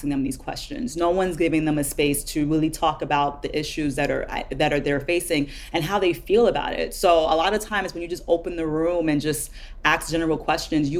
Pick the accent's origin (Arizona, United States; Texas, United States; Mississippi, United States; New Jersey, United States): New Jersey, United States; Jersey City; I grew up in Jersey City, which is a primarily urban, or was